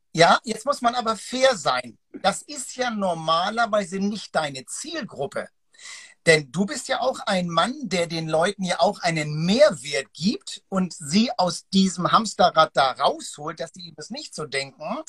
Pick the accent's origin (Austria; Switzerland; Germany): Germany; Hamburg; dieses Hanse, ich bin ja Hamburger, das Hanseatische